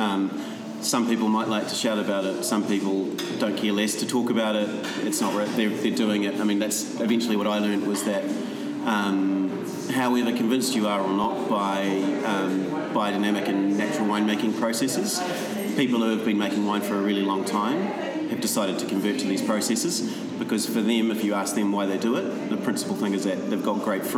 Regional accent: New Zealand; moved away as an adult; also born or lived in Paris, France; I'm a Kiwi

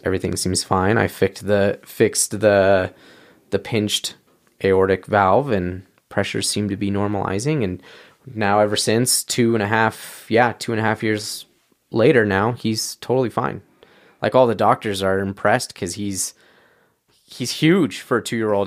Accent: San Diego, California, United States; moved away as an adult; also born or lived in Orange, California; now in Utah, United States; my family moved down to San Diego when I was about five years old, and that's kind of where I call home, um, more North County

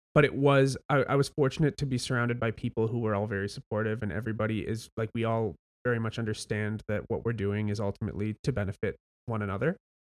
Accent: Welland, Ontario, Canada; I grew up in Welland

